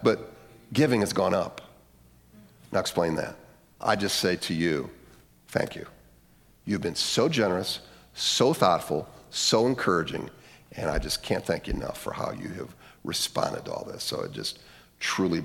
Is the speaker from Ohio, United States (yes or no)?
yes; Lorain, Ohio, United States; my hometown, Leary, Ohio